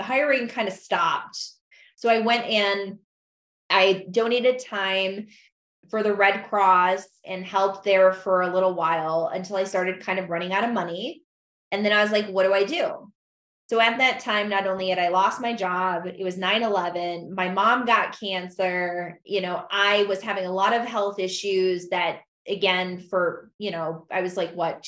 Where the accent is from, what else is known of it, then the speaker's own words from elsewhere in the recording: Michigan, United States; moved away as an adult; also born or lived in St. Louis, Missouri / Oregon; now in Idaho, United States; I moved from Michigan to St. Louis